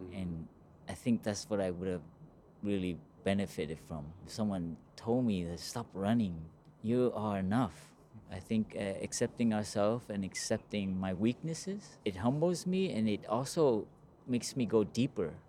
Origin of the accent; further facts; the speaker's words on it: Los Angeles, California, United States; I grew up in Los Angeles